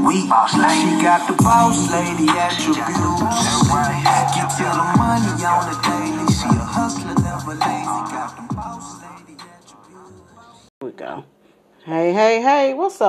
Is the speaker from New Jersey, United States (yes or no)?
no; Southern California, United States; I'm from Southern California